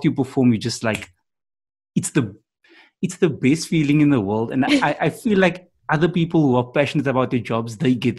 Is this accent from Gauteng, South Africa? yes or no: no; Cape Town, Western Cape, South Africa; I'm from Cape Town